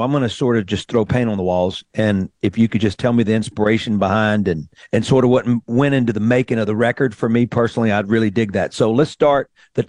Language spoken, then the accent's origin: English; Greenville, Mississippi, United States; moved away as an adult; also born or lived in Nashville, Tennessee; growing up in Greenville, Mississippi, I'm many generations back, Greenville and Clarksdale, but I grew up on the river, on the Mississippi River, where the 1927 flood happened.